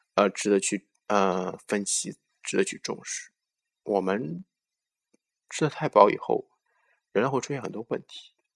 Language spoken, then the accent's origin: Chinese; China; 我们中国人